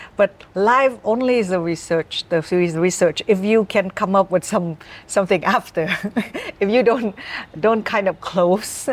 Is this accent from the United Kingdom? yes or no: no; the North, Northern Vietnam, Vietnam; now in Ho Chi Minh City, Vietnam; I'm from the North